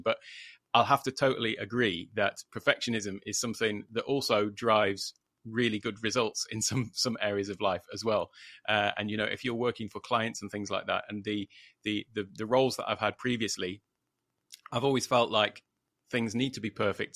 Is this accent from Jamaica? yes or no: no; United Kingdom; moved away as an adult; now in Thailand; from the U K originally, in case anybody hadn't gathered that from my accent